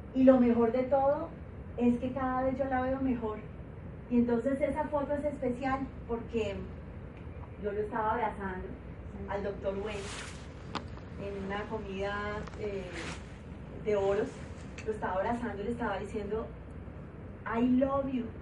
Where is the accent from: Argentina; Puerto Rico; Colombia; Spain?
Colombia; moved away as an adult; now in Guadalajara, Mexico